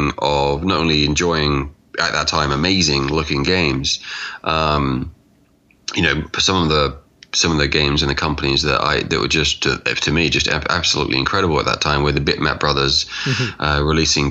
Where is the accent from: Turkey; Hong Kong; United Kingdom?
United Kingdom; England; I'm from England